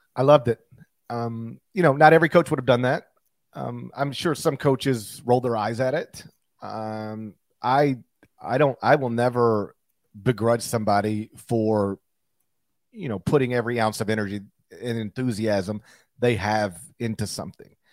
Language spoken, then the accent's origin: English; Mississippi, United States; my home state